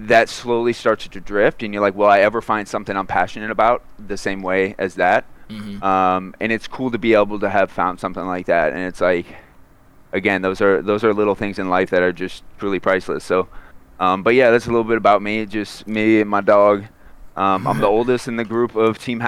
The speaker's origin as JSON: {"language": "English", "region": "Florida", "country": "United States", "tie": "born or raised there", "said": "I grew up in Florida"}